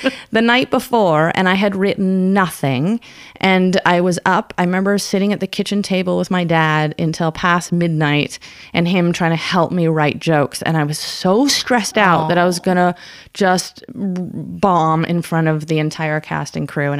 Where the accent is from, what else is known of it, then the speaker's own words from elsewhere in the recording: Canada; I'm Canadian